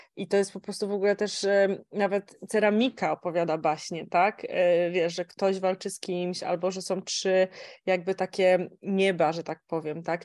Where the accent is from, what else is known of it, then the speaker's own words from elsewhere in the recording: Kielce, Świętokrzyskie Voivodeship, Poland; pochodzę z Kielc